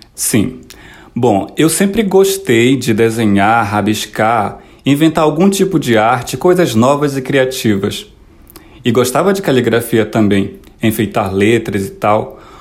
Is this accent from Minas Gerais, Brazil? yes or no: no; Morumuru, interior of Pará, Brazil; now in Petrópolis, Brazil; sou natural do Morumuru, uma pequena comunidade que fica no interior do estado do Pará